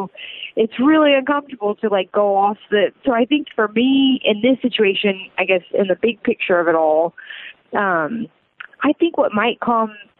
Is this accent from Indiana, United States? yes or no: yes; Indiana, United States; now in San Diego, United States; I grew up in Indiana, so I've got so many good friends that still live there